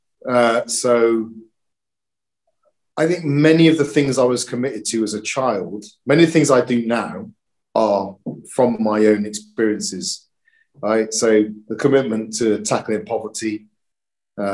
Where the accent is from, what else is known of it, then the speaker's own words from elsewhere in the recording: Bristol, South West England, United Kingdom; I moved from Lawrence Weston, which is a big housing estate on the edge of Bristol, to Eastern, I went to St. Nicholas, which is a Catholic primary school